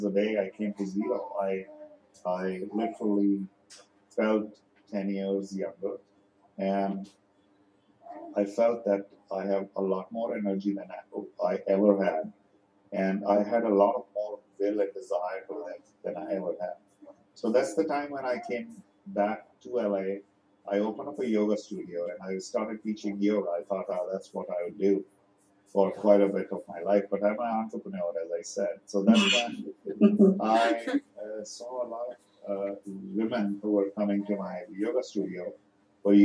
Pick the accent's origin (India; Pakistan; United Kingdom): India; now in United States; as an Indian person